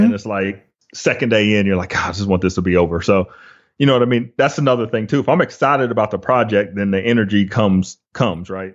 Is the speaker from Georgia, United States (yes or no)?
yes; Flowery Branch, Georgia, United States; also born or lived in Los Angeles; I grew up in Hall County, so in Flowery Branch, Gainesville area.